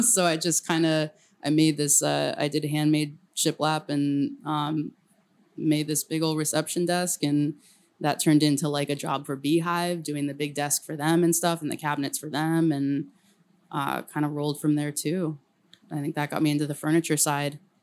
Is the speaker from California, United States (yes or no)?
yes; El Camino, California, United States; moved away as an adult; also born or lived in San Francisco; I grew up on El Camino, which is loud as hell